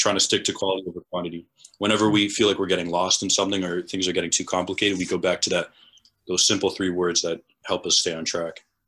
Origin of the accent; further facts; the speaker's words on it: New England, United States; being in New England, it's, at least, uh, the people that I was around, it was very, very white